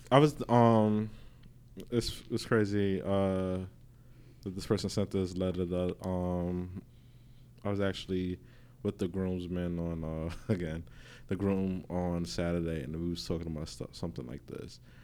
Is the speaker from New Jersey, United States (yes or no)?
no; New York City, New York, United States; we come from Queens